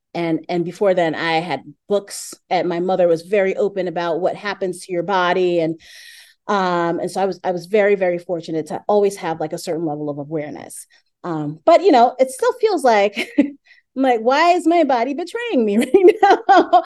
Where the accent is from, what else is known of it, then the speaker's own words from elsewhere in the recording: New York City, New York, United States; I'm from Brooklyn